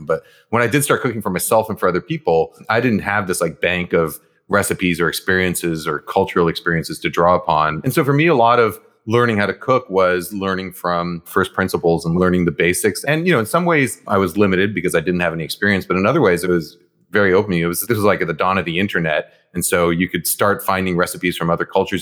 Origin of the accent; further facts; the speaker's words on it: New York, United States; first language Japanese; English is a second language; we lived in an apartment building in, in New York, Morningside Heights